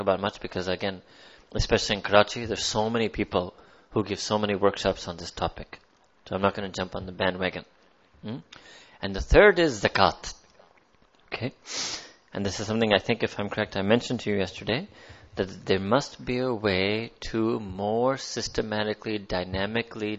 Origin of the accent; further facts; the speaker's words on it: United States; I was born in America